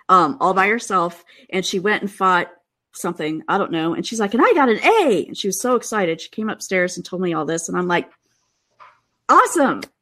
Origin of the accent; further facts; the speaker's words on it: Midwest, United States; now in Seattle, United States; I still do feel bad complaining, you know, because I grew up in the Midwest, and so.